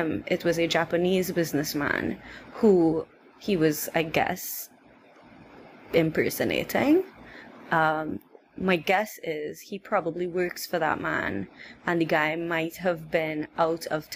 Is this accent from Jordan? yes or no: no; Trinidad & Tobago; I was from Trinidad, he was like, I thought you were from India. And I'm like, no, I'm of Indian descent, but I'm in Trinidad.